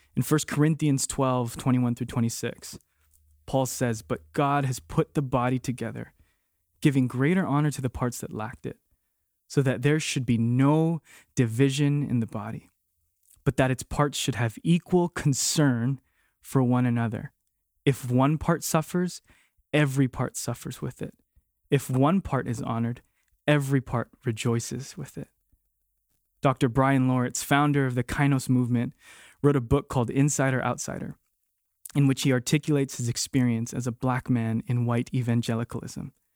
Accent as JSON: {"language": "English", "region": "Hawaii", "country": "United States", "tie": "born or raised there", "moved": "yes", "said": "born and raised in Hawaii like me"}